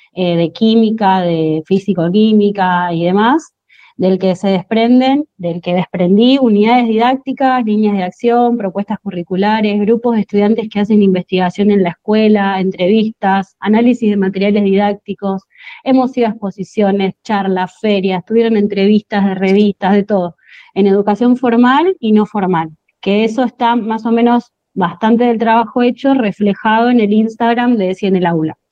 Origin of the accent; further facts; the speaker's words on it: Monte Grande, Buenos Aires Province, Argentina; yo soy de Monte Grande